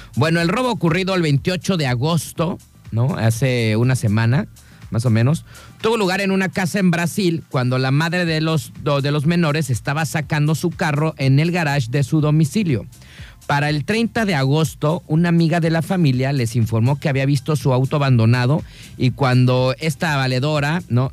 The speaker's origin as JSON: {"language": "Spanish", "country": "Mexico", "said": "Así somos los mexicanos"}